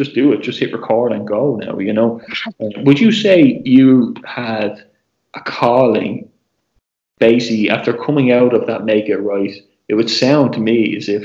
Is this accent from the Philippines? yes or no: no; Ireland; As an Irish person